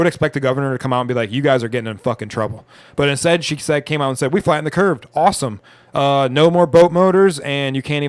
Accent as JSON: {"language": "English", "region": "Michigan", "country": "United States", "tie": "born or raised there", "said": "Michigan is our home water. We grew up in Michigan."}